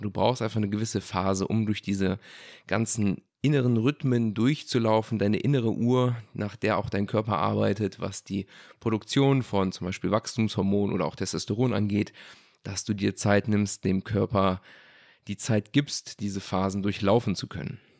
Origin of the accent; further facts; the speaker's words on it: Germany; bei uns in Deutschland